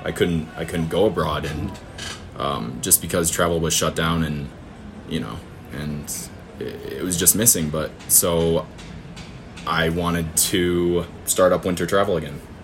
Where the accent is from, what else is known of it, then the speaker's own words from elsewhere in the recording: northern Michigan, United States; we're just two farmers from northern Michigan